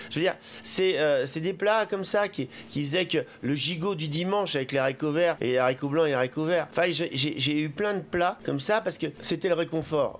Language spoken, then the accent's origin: French; Paris, Île-de-France, France; J'ai grandi beaucoup, euh, beaucoup à, Paris